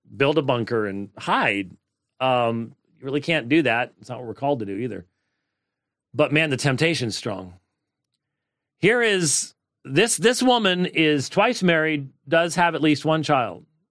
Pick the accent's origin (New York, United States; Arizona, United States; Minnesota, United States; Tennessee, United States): Minnesota, United States; moved away; Home state as in my State of my birth. It's not my home state. State of my birth